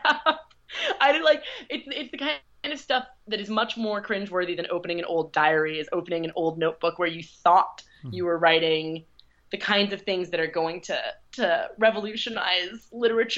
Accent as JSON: {"language": "English", "region": "Midwest", "country": "United States", "said": "I'm from the Midwest."}